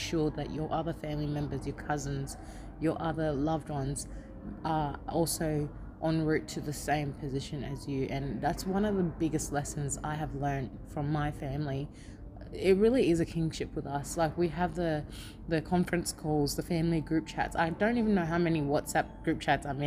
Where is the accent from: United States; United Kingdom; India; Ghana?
Ghana; now in Australia; Born in Ghana